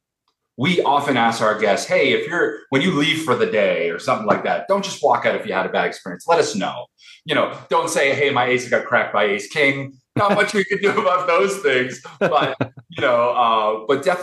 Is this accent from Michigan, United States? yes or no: no; Boston, Massachusetts, United States; now in Las Vegas, United States; I'm an East Coast guy. I'm from Boston originally